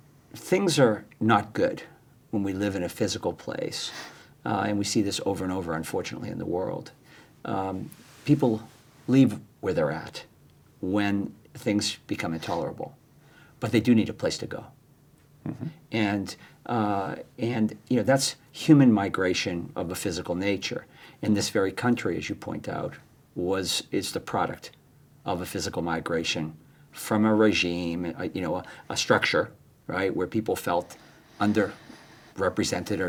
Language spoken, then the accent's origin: English; Boston, Massachusetts, United States; growing up in Boston, large Irish Catholic family, seven kids